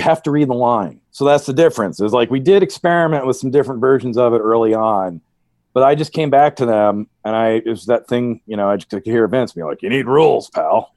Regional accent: New Hampshire, United States; moved away; I'm a hick from New Hampshire

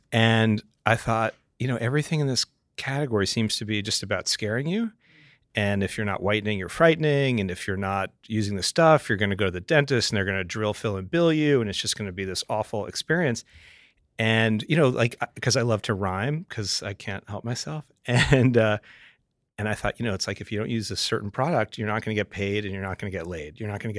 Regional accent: Englewood, New Jersey, United States; moved away as an adult; also born or lived in Manhattan / San Francisco / Atlanta; now in Montclair, United States; I grew up in Englewood, New Jersey.

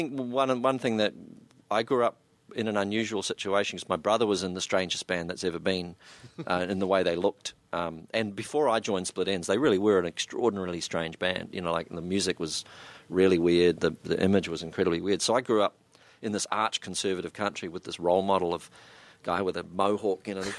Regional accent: New Zealand; suddenly it was being a New Zealander and standing in the middle of a group of people and really not saying hardly anything, just going, yeah, was suddenly quite credible.

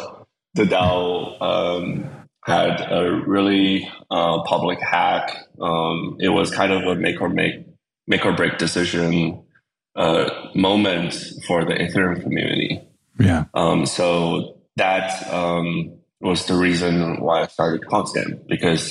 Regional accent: Windsor, Ontario, Canada; also born or lived in China / United Kingdom; I went to grade school in Canada and I, grew up there

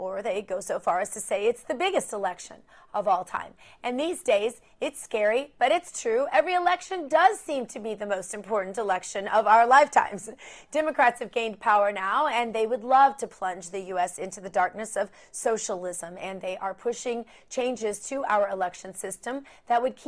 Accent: Missouri, United States; my home state of Missouri

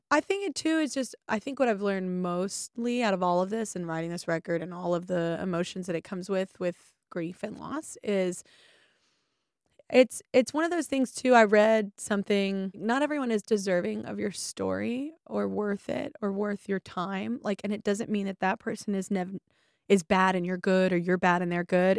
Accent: the South, United States; moved away; I'm from the South and people don't generally go to therapy. They didn't when I lived there

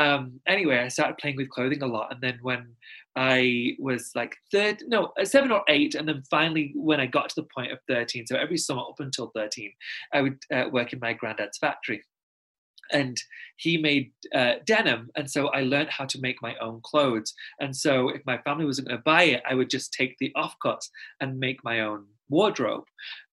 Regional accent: Pakistan; I'm Muslim and I'm Pakistani. And if, not to sound condescending, a lot of people don't know where it is. So I'm just going to tell you, it neighbors India.

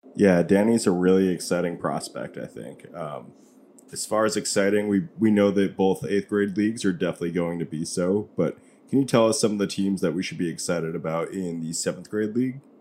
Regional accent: New York, United States; as a New Yorker

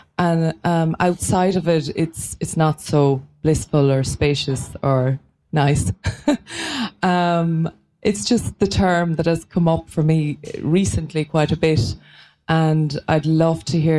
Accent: Ireland; I'm from Ireland, so I hope you can understand me with my accent.

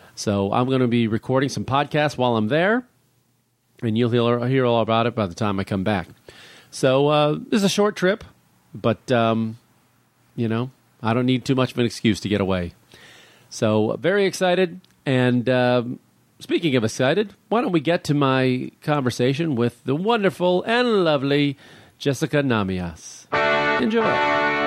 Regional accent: Illinois, United States; moved away; where I grew up in Illinois

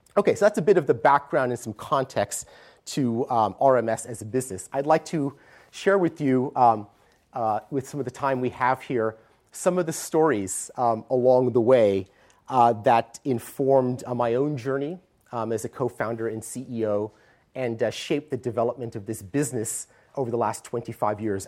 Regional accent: Stanford, California, United States; moved away as an adult; now in San Francisco, United States; I grew up on the Stanford campus

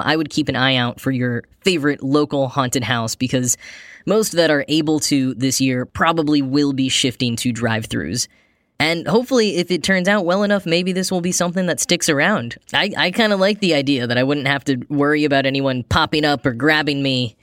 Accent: Grapevine, Texas, United States; now in New York, United States; I grew up in a town called Grapevine, Texas

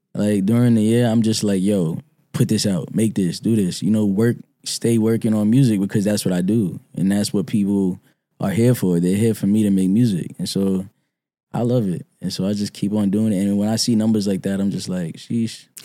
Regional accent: New York City, New York, United States; I'm from Brooklyn, uh, Clinton Hill, Fort Greene

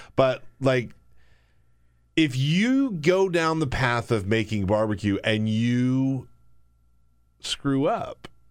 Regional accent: South Carolina, United States; I grew up in South Carolina

